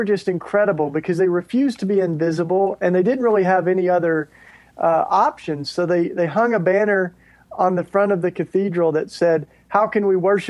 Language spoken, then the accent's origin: English; Tennessee, United States; I grew up in Tennessee. I'm a Tennessee, you know, kid. Grew up in the Bible Belt, pretty much in the heart of evangelicalism down there.